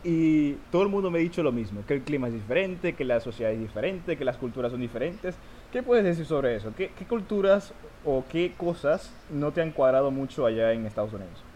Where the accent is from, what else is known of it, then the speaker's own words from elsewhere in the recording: Maracaibo, Zulia, Venezuela; also born or lived in Maturín / Puerto La Cruz / Valencia; también soy de Venezuela, soy de Maracaibo, al igual que Luis. Um, llevo casi toda mi vida viviendo aquí